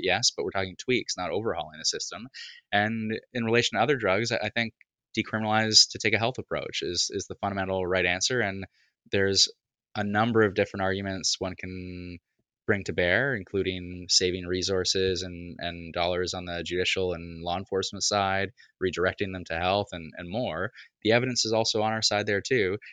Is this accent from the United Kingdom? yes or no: no; Toronto, Ontario, Canada; where I grew up in Beaches East York here in the east end of Toronto